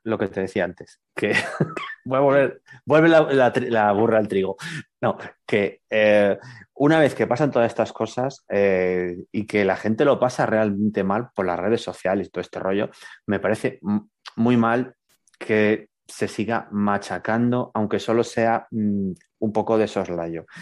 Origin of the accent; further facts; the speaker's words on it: Burgos, Castile and León, Spain; yo soy de Burgos